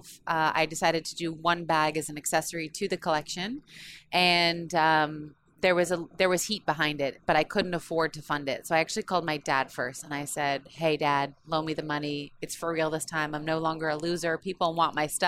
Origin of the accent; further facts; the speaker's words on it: San Diego, California, United States; I grew up in San Diego